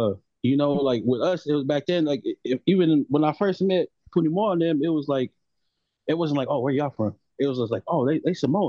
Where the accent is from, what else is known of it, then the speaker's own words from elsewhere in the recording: Reno, Nevada, United States; also born or lived in Los Angeles; No, I was born in L.A., but my family, we've been in Reno since like the 80s. I'm not gonna lie though, you know, like Reno is my home, man.